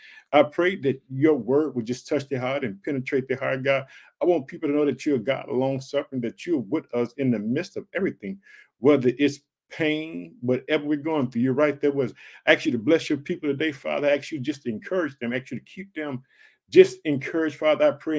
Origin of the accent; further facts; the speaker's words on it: Illinois, United States; I'd like to thank the United States, Illinois, which is my home state. I live in the city of Chicago.